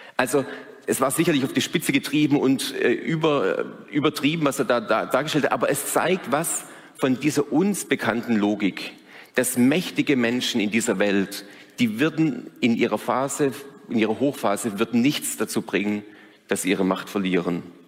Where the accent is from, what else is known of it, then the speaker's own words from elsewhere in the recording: Germany; als Deutsche